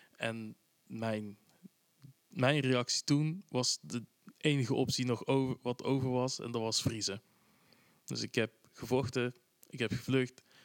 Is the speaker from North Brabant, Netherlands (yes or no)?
yes; Tilburg, North Brabant, Netherlands; ik kom ook uit Tilburg